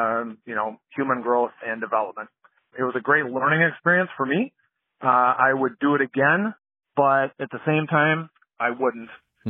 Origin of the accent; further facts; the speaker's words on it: Wisconsin, United States; I'm from Wisconsin.